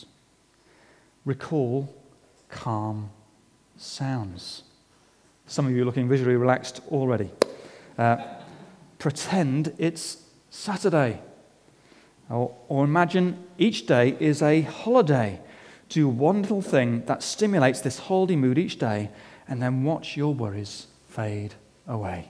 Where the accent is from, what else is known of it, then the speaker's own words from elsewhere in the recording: England, United Kingdom; As an Englishman